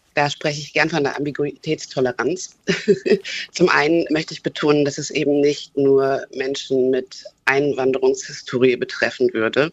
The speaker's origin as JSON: {"language": "German", "country": "Germany", "said": "ich bin Deutsche"}